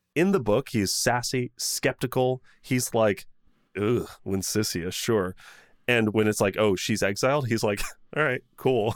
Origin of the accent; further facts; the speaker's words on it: United States; being an American